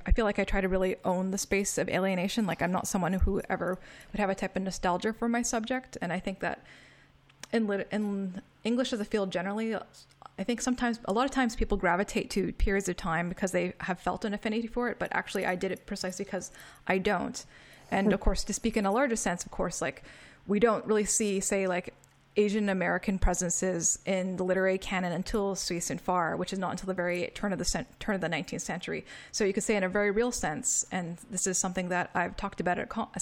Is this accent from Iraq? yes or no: no; Canada; moved away; growing up. Because in Canada, where I was